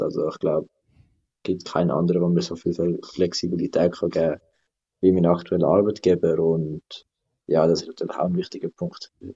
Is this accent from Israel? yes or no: no; Adliswil, Zurich, Switzerland; das ist eigentlich auch ein bisschen meine Heimat, einfach Arlis, weil ich wohne da, seit ich geboren bin